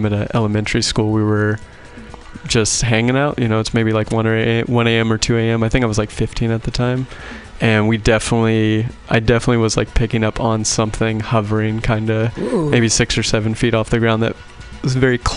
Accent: Sacramento, California, United States; I'm from Sacramento

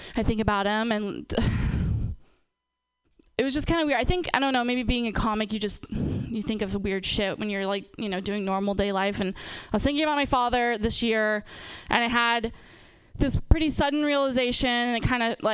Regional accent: Napa, California, United States; I'm from, born and raised in Napa

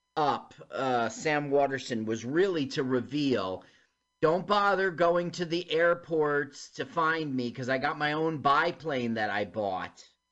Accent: Uckfield, South East England, United Kingdom; look, it's Beachy Head. I grew up in this neighborhood. And Uckfield.

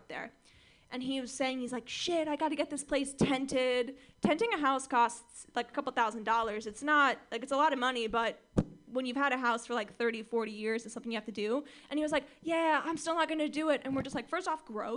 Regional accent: Orange County, California, United States; I grew up in Orange County, California

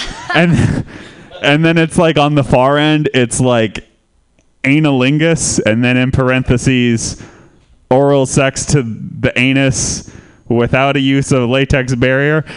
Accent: Santa Rosa, California, United States; I am from Santa Rosa too, um, which is a city most famous uh, recently for burning to the ground in a terrible wildfire

